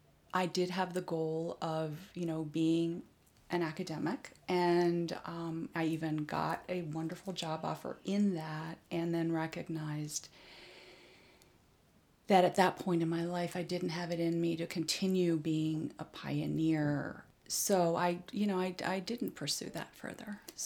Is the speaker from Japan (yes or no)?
yes; Japan; Well, my father, being a diplomat, my parents spent over 15 years in Japan. I grew up actually in Japan, so I understand the Japanese culture very well.